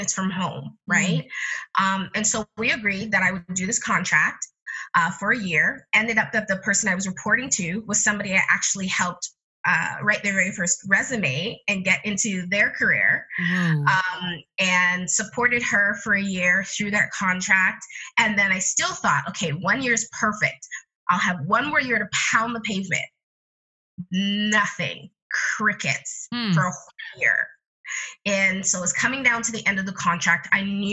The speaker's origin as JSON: {"language": "English", "country": "Canada", "tie": "born or raised there", "said": "I come from Jamaican parentage, but I was born in Canada"}